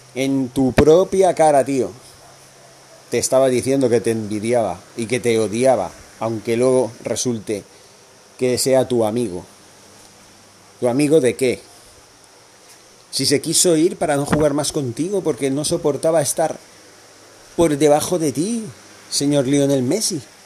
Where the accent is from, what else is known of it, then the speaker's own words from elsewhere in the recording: Catalonia, Spain; en mi país, en Cataluña